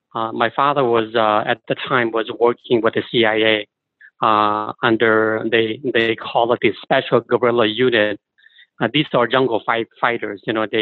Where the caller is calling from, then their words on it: Fresno, California, United States; I am in Fresno, California.